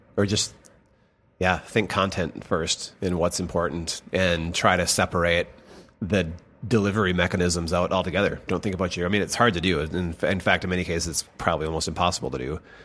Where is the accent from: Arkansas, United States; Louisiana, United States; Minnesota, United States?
Minnesota, United States; Rome; moved away; small, farm town U S